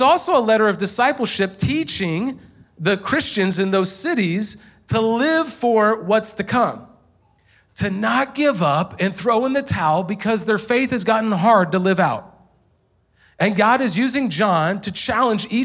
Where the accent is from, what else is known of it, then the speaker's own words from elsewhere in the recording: Indiana, United States; the small town I grew up in Indiana